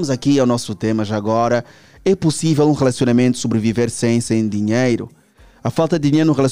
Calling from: Camama, Luanda Province, Angola; Eu sou do Simeone, mas não lá no fundo, né? Sou do Simeone, mas não sou lá do fundo.

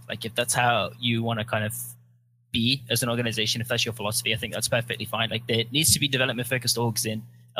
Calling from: Santa Monica, California, United States; I'm in Santa Monica.

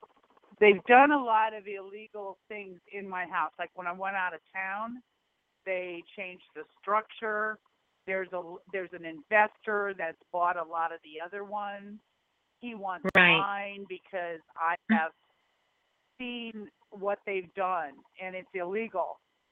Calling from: Nebraska, United States; Hi, I'm in Nebraska.

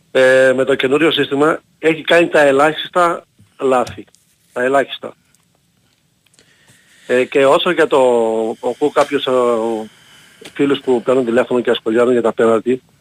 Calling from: Heraklion, Crete, Greece; από Ηράκλειο. Δεν βγαίνω πολύ συχνά.

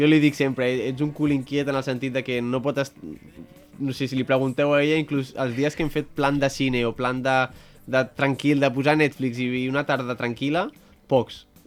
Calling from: Caldes de Montbui, Catalonia, Spain; de Caldes de Montbui.

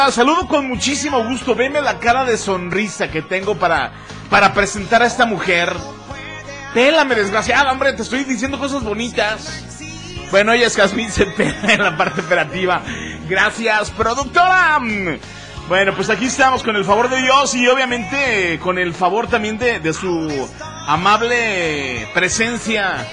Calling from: Jesús María, Aguascalientes, Mexico; Hola, carnalito, buenas tardes. … de Jesús María.

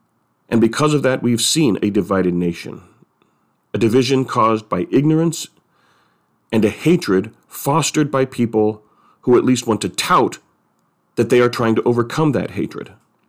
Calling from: San Francisco, California, United States; I'm speaking from San Francisco.

